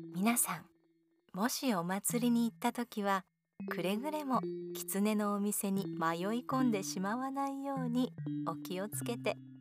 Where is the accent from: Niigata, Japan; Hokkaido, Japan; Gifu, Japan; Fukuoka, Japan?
Fukuoka, Japan; 私は福岡の人間なので